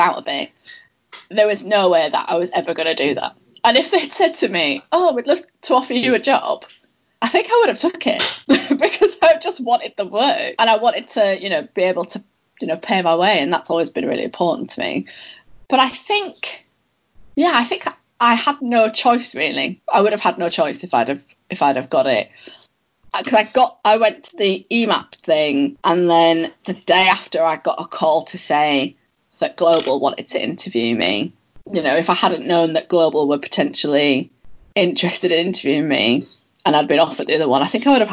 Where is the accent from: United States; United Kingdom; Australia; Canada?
United Kingdom; the north of England; moved away as an adult; also born or lived in London